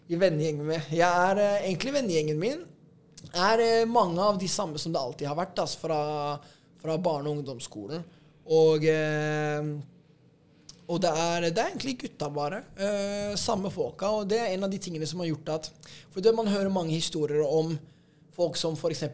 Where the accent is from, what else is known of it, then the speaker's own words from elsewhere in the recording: Oslo, Norway; det er jo her jeg har vokst opp